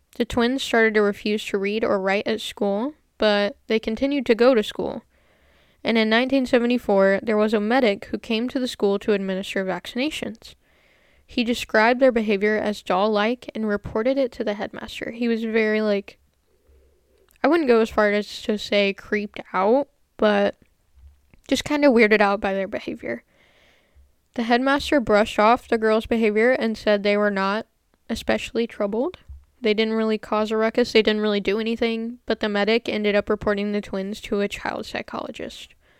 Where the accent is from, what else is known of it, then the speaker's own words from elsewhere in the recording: United States; I am American